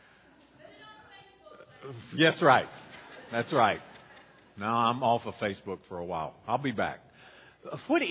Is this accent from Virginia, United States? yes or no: no; Boone, North Carolina, United States; now in Roxboro, United States; When I grew up in Boone